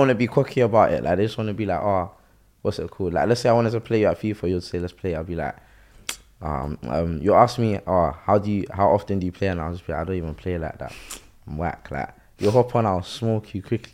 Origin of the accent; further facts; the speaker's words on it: Croydon, London, United Kingdom; I'm from Croydon, innit? So, the school I kind of went to was kind of ghetto